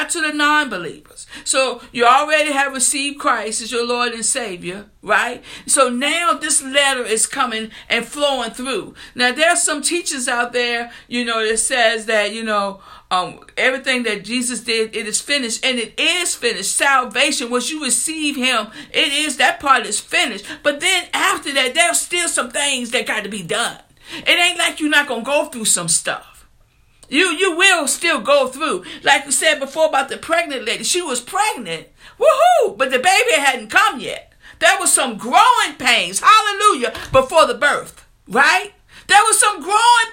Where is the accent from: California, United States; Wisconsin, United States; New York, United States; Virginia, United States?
Virginia, United States; New Kent; the grocery store in my hometown, it was a store called Chuck's, anybody that came from New Kent, Virginia